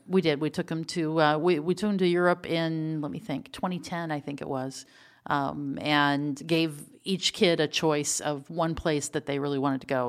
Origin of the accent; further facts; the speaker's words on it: Burkburnett, Texas, United States; now in Frederick, United States; I grew up in Texas